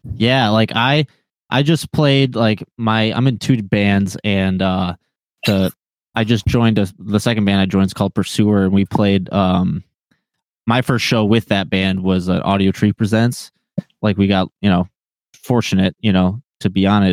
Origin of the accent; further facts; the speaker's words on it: Linden, Michigan, United States; now in Taylor, United States; I grew up in uh, in Linden